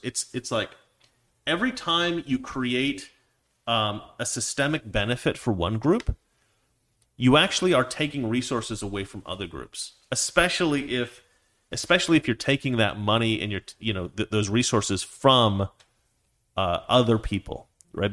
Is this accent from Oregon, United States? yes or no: yes; Oregon, United States; I grew up in Oregon